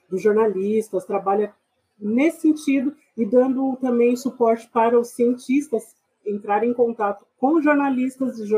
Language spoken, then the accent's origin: Portuguese; São Paulo, Brazil; also born or lived in Goiás; Eu nasci aqui em São Paulo mesmo. Eu sou paulistana, é, nasci na região do Capão Redondo, morei lá durante um bom tempo. Minha infância foi parte lá.